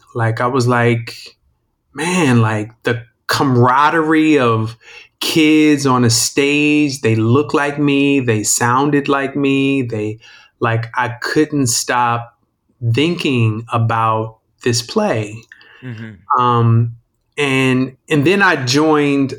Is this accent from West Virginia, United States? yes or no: no; Indianapolis, Indiana, United States; I'm from Indianapolis, Indiana